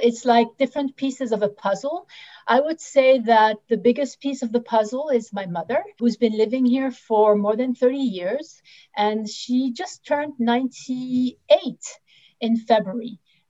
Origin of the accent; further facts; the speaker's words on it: Austria; also born or lived in United States / Switzerland; I was born in the United States, in New York. I was raised in Austria and Switzerland before moving back here to study.